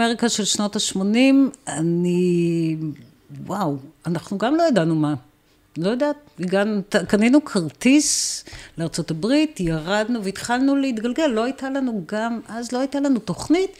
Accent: Tel Aviv, Tel Aviv District, Israel; moved away as an adult; גדלתי ברמת אביב

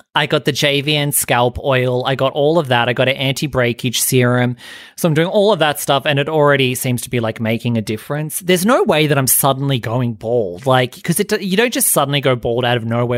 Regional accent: Australia; being Australian

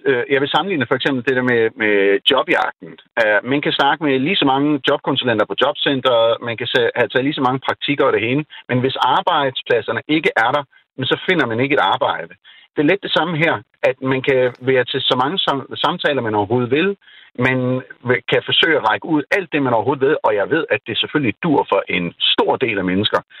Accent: Pakistan; now in Denmark; nu er jeg jo født og opvokset i Pakistan, som er sådan en meget socialt øh, øh, samfund

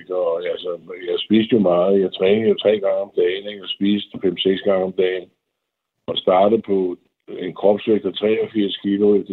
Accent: Denmark; moved away as an adult; also born or lived in Hollywood; som dansker

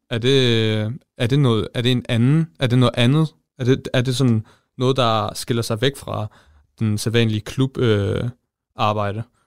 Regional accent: Jutland, Denmark; Jeg er fra Østbjerg

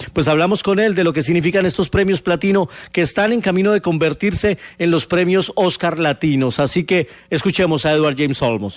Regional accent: Colombia

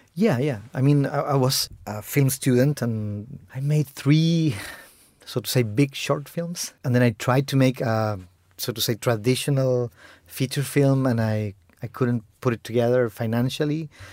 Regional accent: Chile; first language Spanish; English is a second language; also born or lived in Argentina; I grew up in Chile

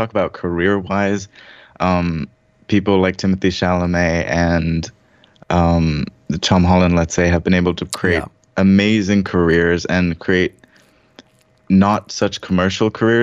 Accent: Sharjah, United Arab Emirates; also born or lived in Dubai / Sri Lanka (ancestry); now in Los Angeles, United States; I grew up in Sharjah, bordering Ajman, next to the beach

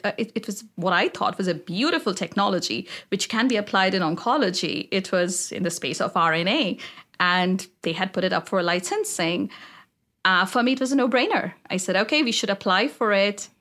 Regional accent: India; moved away as an adult; now in United States; I grew up in India

